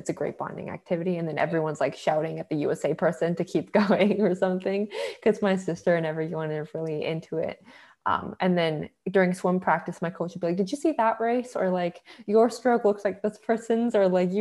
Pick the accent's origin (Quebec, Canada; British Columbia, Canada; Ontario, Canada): British Columbia, Canada; Vancouver; I was born in Vancouver too